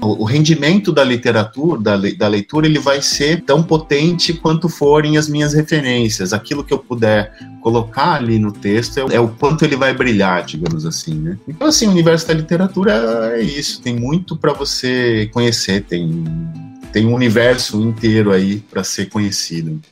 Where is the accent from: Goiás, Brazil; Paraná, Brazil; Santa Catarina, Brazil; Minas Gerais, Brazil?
Santa Catarina, Brazil; Joaçaba; moved away as an adult; also born or lived in Florianópolis; Eu sou do interior do estado, eu sou de Joaçaba, em 1996 eu me mudei para Florianópolis para começar o curso de letras